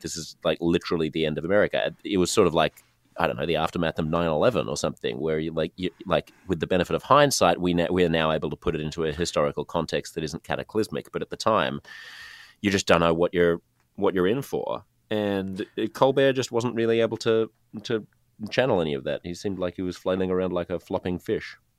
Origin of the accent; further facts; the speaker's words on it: Sydney, New South Wales, Australia; I'm from Sydney, which is the largest city in the most populous state